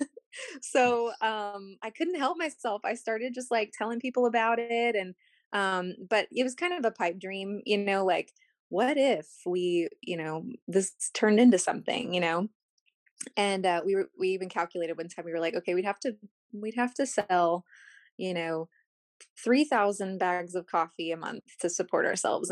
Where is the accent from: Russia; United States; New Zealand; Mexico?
United States; Corpus Christi, Texas; the street that I grew up on here in Corpus